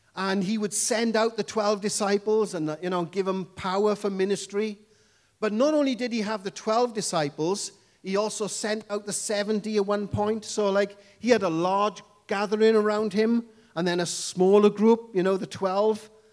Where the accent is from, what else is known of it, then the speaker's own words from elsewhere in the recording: Wales, United Kingdom; accent: Welsh English; I come from the lovely country called Wales